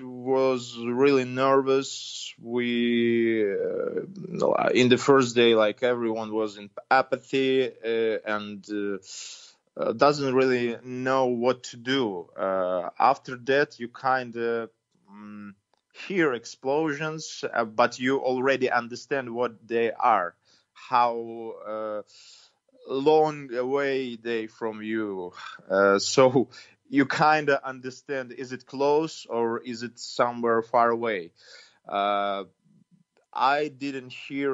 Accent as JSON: {"language": "English", "country": "Ukraine", "lives_now": "Kyiv, Ukraine"}